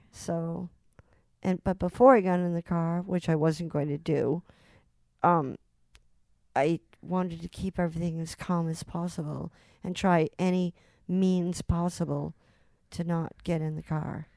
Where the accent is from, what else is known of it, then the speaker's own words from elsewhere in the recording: Salem, Massachusetts, United States; I grew up in Salem, Mass